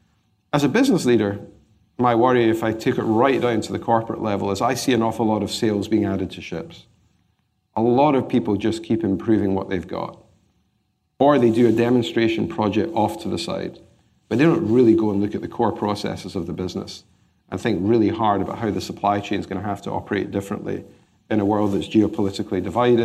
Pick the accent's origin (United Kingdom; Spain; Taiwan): United Kingdom; Glasgow, Scotland; Well, growing up in Glasgow, you learn to be an optimist.